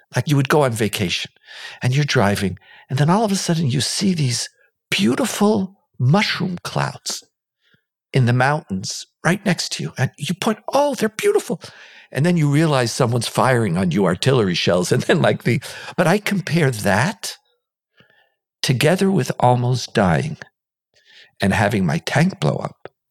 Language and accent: English; Israel; we grew up here in Israel